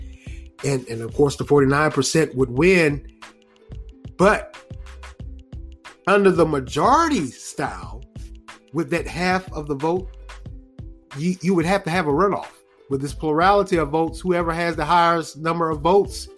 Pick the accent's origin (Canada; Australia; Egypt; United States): United States; Raleigh, North Carolina; born or raised there